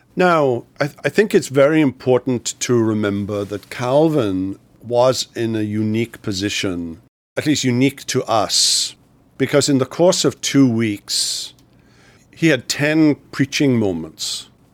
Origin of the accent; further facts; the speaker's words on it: Wales, United Kingdom; I grew up in Wales in the United Kingdom.